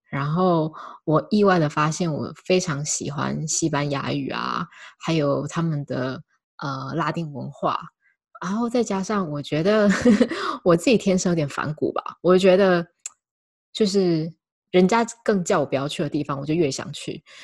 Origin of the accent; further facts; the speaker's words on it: Taiwan; moved away; also born or lived in South America; 台湾文化教我们的功勋谦卑